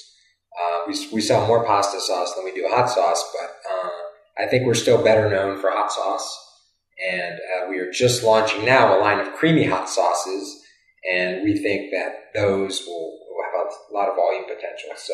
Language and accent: English; Virginia, United States; moved away as an adult; now in California, United States; I'm from the East Coast, originally from Virginia